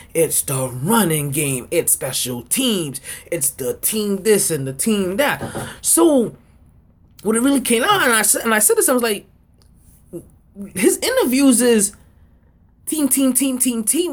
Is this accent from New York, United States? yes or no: yes; New York City, New York, United States; moved away as an adult; now in South Florida, United States; I am a New Yorker